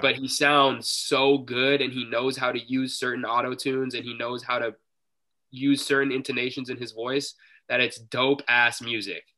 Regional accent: Seattle, Washington, United States; we're from Seattle

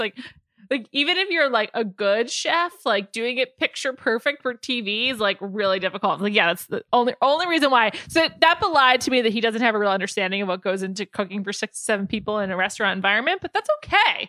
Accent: United States; as an American

